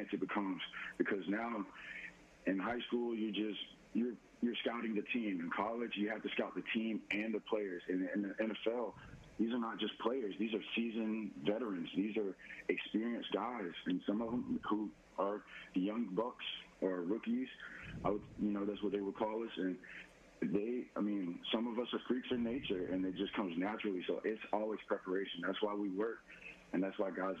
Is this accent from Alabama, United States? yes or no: yes; Mobile, Alabama, United States; growing up in Mobile, going to both schools, I went to St. Paul's for a little bit, went to Spanish Fort.